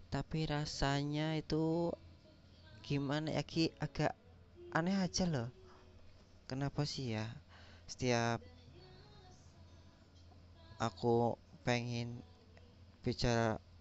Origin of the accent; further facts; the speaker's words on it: Kebumen, Central Java, Indonesia; Aku dari Kebumen, Jawa Tengah. Khususnya Indonesia dong.